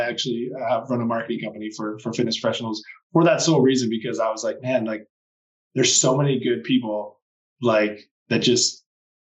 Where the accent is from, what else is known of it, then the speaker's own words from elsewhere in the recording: Canada; moved away as an adult; also born or lived in Australia; I moved back home to Canada a few years ago, and where I said I'd never come back to my hometown